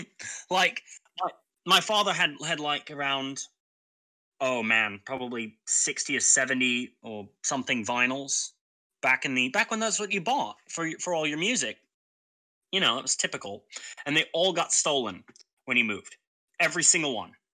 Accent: England, United Kingdom; being English, it's my home country

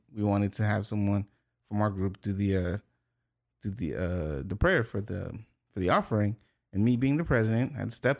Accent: Haiti; accent: Haitian; moved away

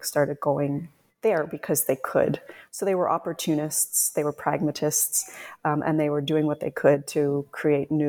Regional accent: Canada; moved away as an adult; also born or lived in Scotland; I was Canadian living and working in Scotland

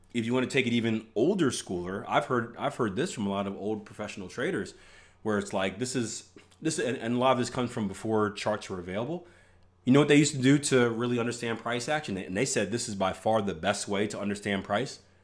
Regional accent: Philadelphia, Pennsylvania, United States; I'm from Philly

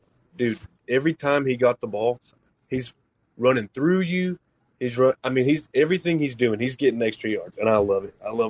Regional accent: Texas, United States; I'm from Texas, by the way, which is tough after last week

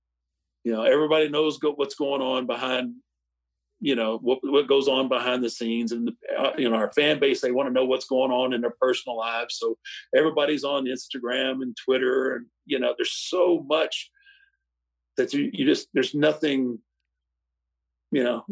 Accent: Houston, Texas, United States; I grew up in Houston, used to go to the Sam Houston Coliseum and watch it there.

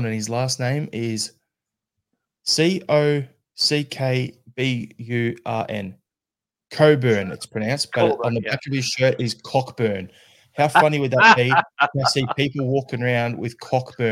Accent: Australia; as an Australian

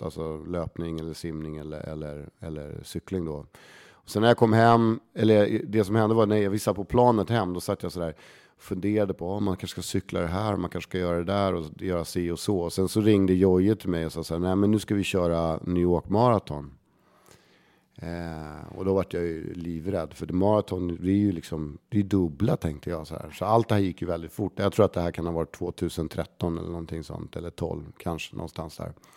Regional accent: Stockholm, Stockholm County, Sweden; Lisas Café på Södermalm, där jag är liksom uppväxt

